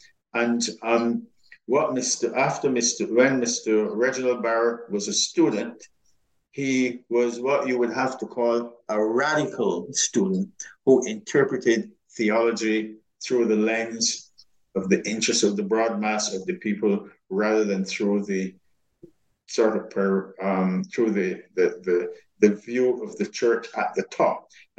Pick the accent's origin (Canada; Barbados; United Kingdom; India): Barbados; In the Anglican Church, in my time growing up in Barbados, there were special pews.